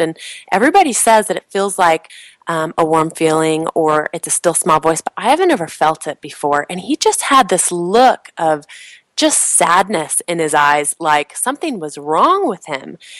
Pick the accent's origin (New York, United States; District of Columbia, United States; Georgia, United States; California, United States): California, United States; moved away; also born or lived in Provo, Utah / Chicago; I grew up in California